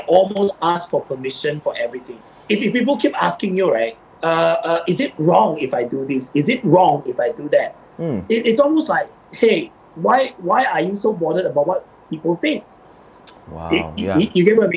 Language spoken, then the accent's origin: English; Sabah, Malaysia; I grew up in Sabah